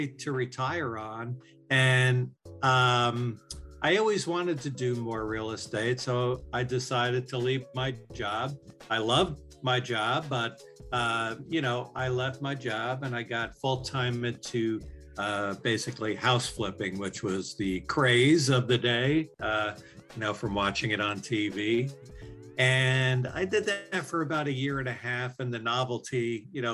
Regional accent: New York, United States; I'm from New York

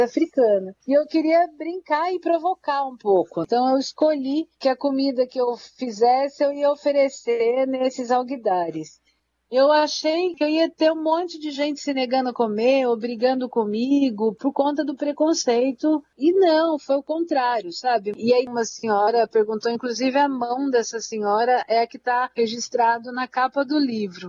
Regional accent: Santana, São Paulo, Brazil; Santana, que é o bairro onde eu nasci, cresci e me criei

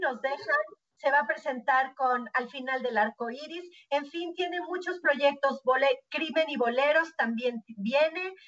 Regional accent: Mexico

